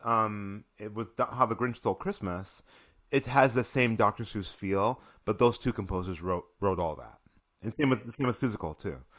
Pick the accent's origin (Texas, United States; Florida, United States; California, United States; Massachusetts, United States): Massachusetts, United States; Springfield; I am from Springfield, Massachusetts.